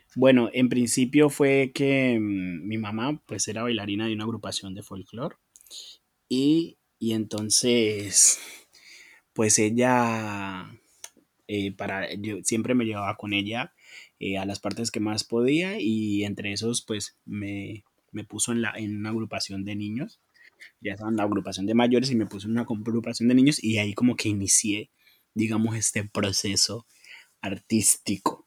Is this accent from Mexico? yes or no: no; Colombia; lo que soy como colombiano, lo que fuimos como colombianos